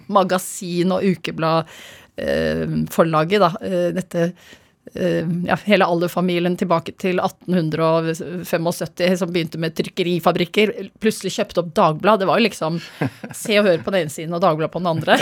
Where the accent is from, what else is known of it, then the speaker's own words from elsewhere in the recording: Oslo, Norway; Jeg har vokst opp på, på Stovner